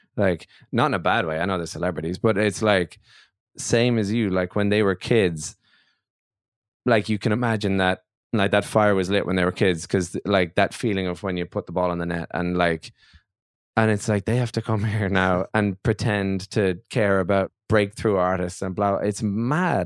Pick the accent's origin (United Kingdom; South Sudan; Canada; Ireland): Ireland; As an Irish singer songwriter